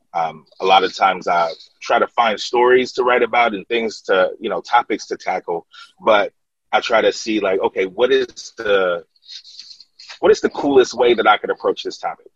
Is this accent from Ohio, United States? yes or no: yes; Columbus, Ohio, United States; we represent Columbus, Ohio